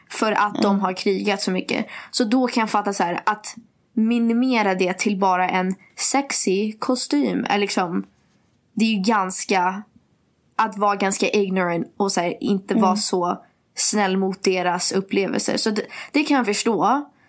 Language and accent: Swedish; Sweden; Att jag är svensk